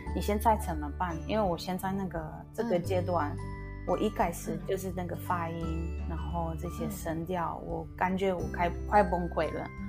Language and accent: Chinese; Poland; Chinese is a second language; moved away as an adult; now in Taichung, Taiwan; 高中的时候，大学的时候，我是会，在我自己的国家，在我的老家，我常常会去参加一些文化的交流